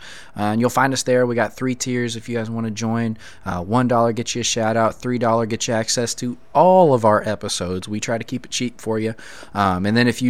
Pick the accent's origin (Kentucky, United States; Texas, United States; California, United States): Kentucky, United States; Eastern; I was from Eastern Kentucky, so I'm allowed to make that accent, whether I mean to or not